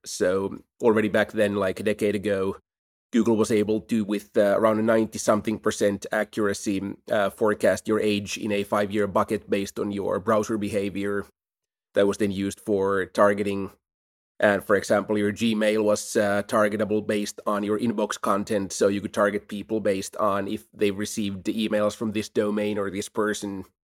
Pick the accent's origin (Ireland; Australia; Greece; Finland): Finland; Helsinki, Uusimaa; Helsinki is a great place to grow up.